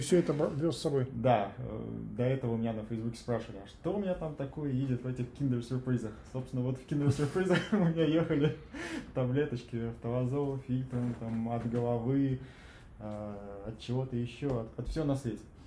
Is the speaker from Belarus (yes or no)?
no; Tver, Tver Oblast, Russia; я родился в Твери